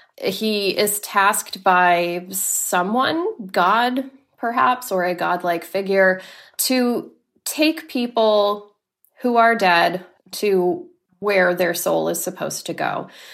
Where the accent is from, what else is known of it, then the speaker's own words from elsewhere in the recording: Laredo, Texas, United States; also born or lived in Corpus Christi, Texas; I grew up in Laredo, Texas, until I was ten, and then we moved to Corpus Christi